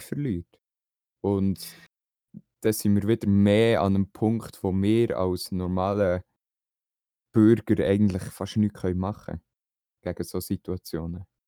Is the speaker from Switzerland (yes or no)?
yes; Switzerland; bei uns in der Schweiz